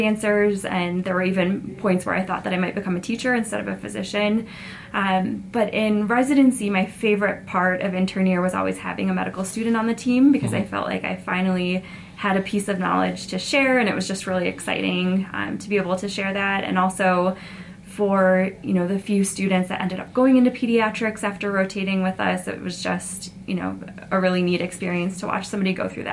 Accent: Buffalo, New York, United States; moved away as an adult; also born or lived in Connecticut; now in Utah, United States; I was in Buffalo both for undergrad and medical school, grew up in Buffalo

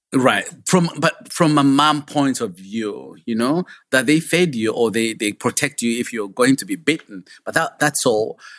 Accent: Kabale, Western Region, Uganda; moved away; I grew up in a small village called Kabale at the border of Uganda and Rwanda

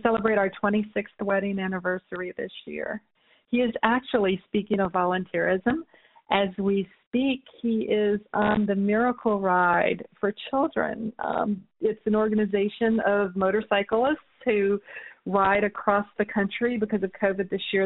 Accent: New Orleans, Louisiana, United States; my hometown of New Orleans

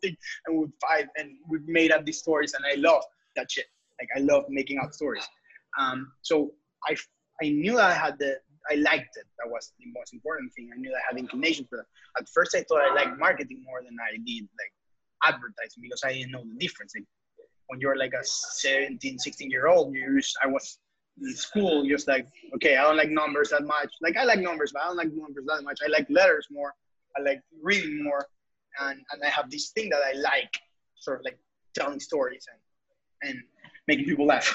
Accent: Ecuador; moved away; we're both from Ecuador

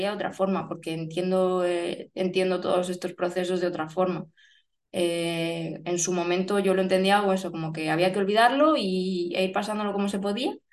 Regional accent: Barcelona, Catalonia, Spain; born there; also born or lived in Germany / Málaga; now in Murcia, Spain; Vivo en Murcia, eh, nací en Barcelona, madre asturiana, padre cántabro, mm, he vivido en Alemania, Málaga

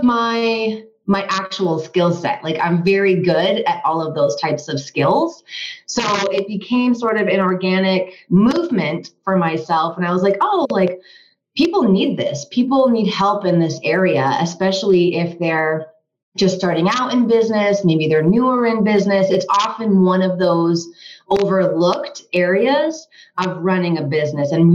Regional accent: Vermont, United States; also born or lived in Washington, District of Columbia, United States / Los Angeles; now in Colorado, United States; I'm originally from Vermont

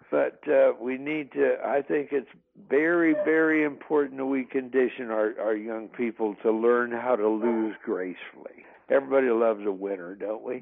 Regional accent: northeastern Kansas, United States; I grew up in Kansas, uh, northeastern Kansas

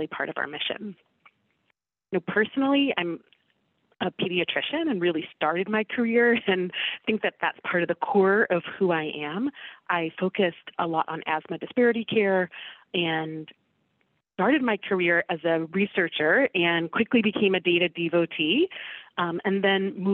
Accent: Washington, District of Columbia, United States; I am from the Washington, D.C. area

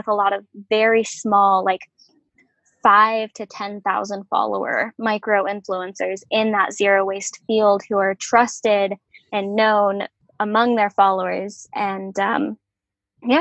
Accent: Salem, Oregon, United States; Salem is my hometown

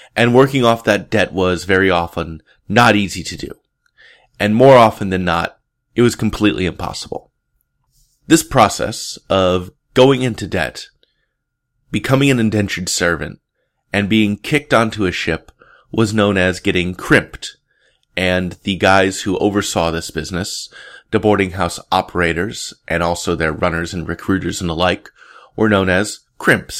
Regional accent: Portland, Oregon, United States; my hometown, Portland, Oregon

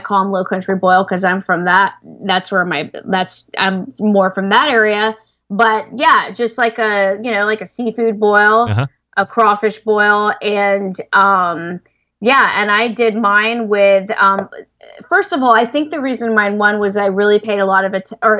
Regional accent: the South, United States; I'm a party girl and I'm from the South, even though I don't sound like it

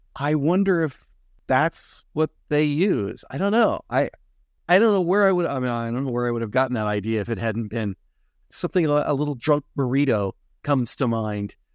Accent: United States; as an American

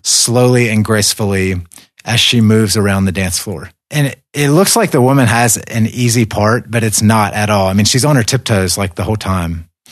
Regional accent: United States; moved away as an adult; also born or lived in Caucasus; I viewed this list as American

